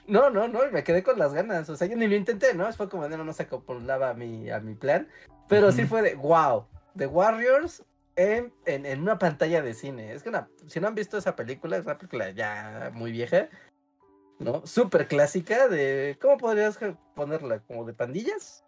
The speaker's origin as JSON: {"language": "Spanish", "region": "Mexico City", "country": "Mexico", "said": "Como muy chilangos nosotros"}